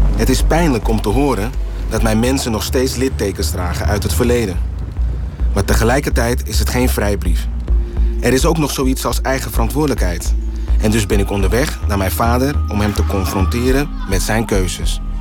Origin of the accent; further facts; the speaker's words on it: Suriname; wij als Surinamers